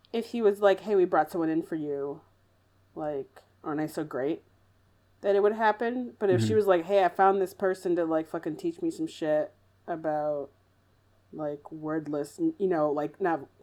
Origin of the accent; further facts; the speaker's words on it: Midwest, United States; accent: Midwest; my Midwest accent